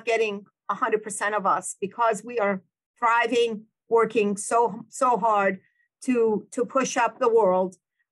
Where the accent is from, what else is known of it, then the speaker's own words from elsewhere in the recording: Iran; now in United States; We grew up in Iran